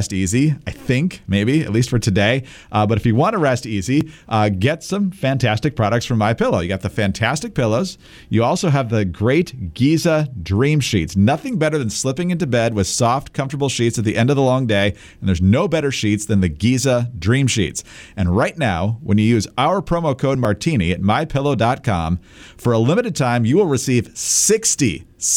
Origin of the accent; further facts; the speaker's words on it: Michigan, United States; now in Virginia, United States; my home state of Michigan